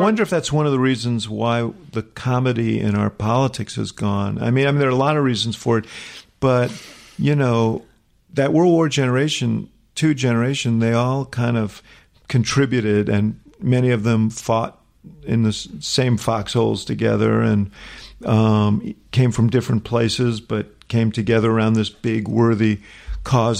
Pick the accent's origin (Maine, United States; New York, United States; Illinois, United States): New York, United States; New York City; Stuyvesant Town where I grew up in New York